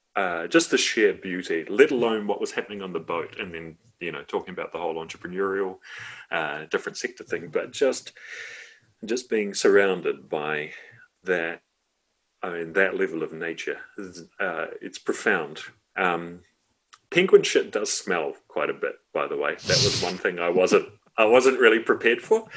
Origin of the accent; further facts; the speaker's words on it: Wellington, New Zealand; if you're growing up in Johnsonville in the 80s and 90s